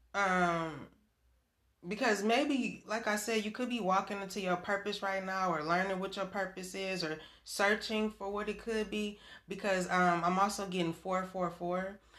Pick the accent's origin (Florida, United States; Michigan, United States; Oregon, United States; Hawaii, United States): Michigan, United States; I'm from Michigan